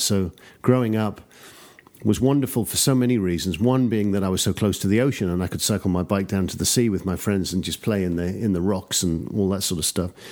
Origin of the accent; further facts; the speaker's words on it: London, United Kingdom; accent: traditional English; also born or lived in Newcastle; I grew up in the suburbs of London, so my accent is just sort of very traditional English accent